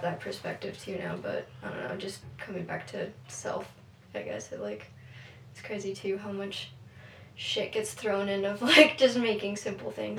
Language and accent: English; Billings, Montana, United States; we're from Billings